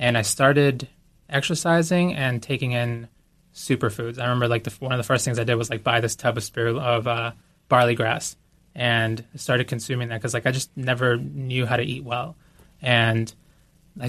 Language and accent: English; Boston, Massachusetts, United States; moved away as an adult; also born or lived in Guayaquil, Ecuador; So I grew up in Boston. I was born in Guayaquil, Ecuador, and we moved to Boston when I was 4 and a half